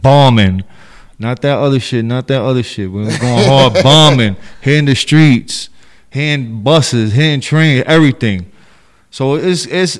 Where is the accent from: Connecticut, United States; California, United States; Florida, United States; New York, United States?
New York, United States; New York City; I'm from the Bronx. BX stand up, High Bridge stand up, 170 Townsend Ave